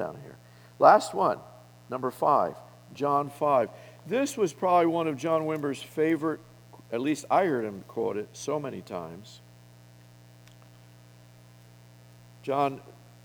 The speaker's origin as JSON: {"language": "English", "region": "Colorado", "country": "United States", "said": "I come from Colorado"}